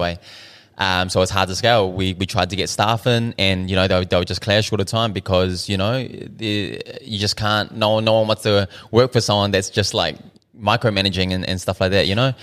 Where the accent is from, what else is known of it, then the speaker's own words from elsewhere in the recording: Auckland, New Zealand; also born or lived in Dunedin; I was born in Dunedin. At one year old, we moved up to Auckland. Um, so I pretty much grew up South Auckland my whole life.